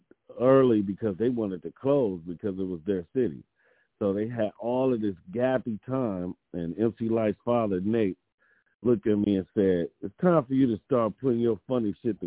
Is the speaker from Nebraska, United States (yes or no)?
no; Detroit, Michigan, United States; moved away as an adult; also born or lived in New York; now in Los Angeles, United States; growing up in Detroit and then all my family is in New York, so I would go back